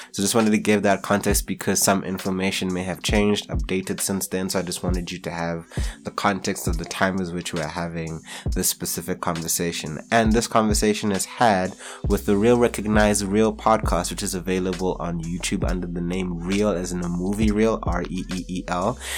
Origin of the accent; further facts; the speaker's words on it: South Africa; also born or lived in Kenya; I grew up in South Africa